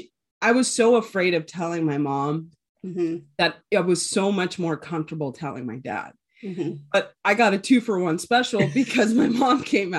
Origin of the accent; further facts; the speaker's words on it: Ensenada, Baja California, Mexico; born there; But so a little background, I was actually born in Mexico. I was born in Ensenada, which is about, I want to say maybe about 40 minutes away from San Diego.